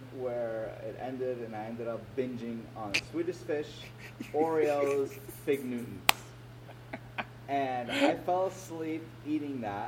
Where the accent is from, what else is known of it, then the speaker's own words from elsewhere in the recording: Philadelphia, Pennsylvania, United States; accent: American; I was born in Philly, and I grew up in the United States